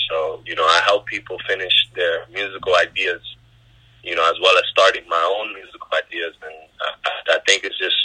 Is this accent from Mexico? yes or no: no; New York City, New York, United States; also born or lived in Bronx / Queens; I was born and raised here in New York